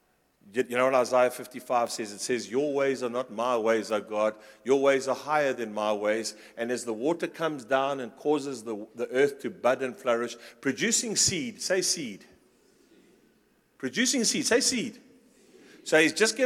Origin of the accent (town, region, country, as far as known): Pretoria, Gauteng, South Africa